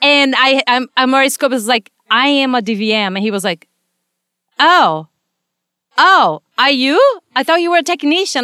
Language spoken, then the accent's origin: English; Brazil; moved away as an adult; now in United States; I was born and raised in, in Brazil, and I came here. I was already a veterinarian when I came